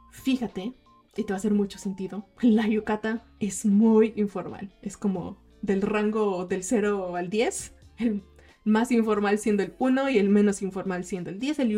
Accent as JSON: {"language": "Spanish", "country": "Mexico", "tie": "born or raised there", "said": "cuando en los veranos, creciendo como japonesas mexicanas, nos íbamos con nuestras familias a ver los fuegos artificiales."}